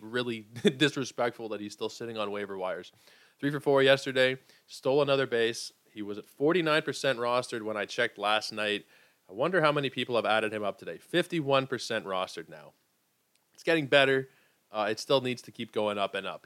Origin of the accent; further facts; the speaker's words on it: Canada; I'm Canadian